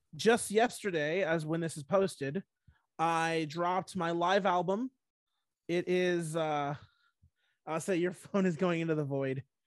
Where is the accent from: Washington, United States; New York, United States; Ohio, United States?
Washington, United States; my home state of Washington